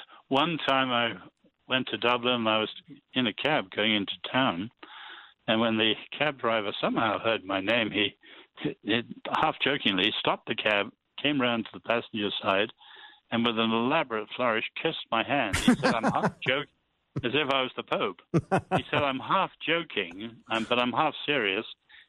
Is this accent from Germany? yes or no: no; China; born there; I was born in China when my parents were medical missionaries.